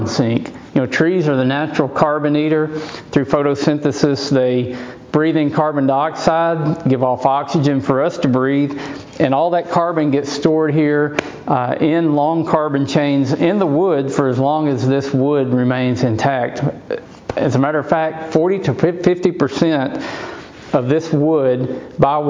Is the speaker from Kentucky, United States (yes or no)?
no; Arkansas, United States; my home state of Arkansas